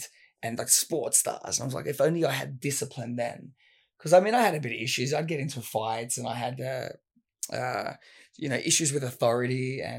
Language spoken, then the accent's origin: English; Sydney, New South Wales, Australia; Western Sydney. You're kind of around the Fairfield area.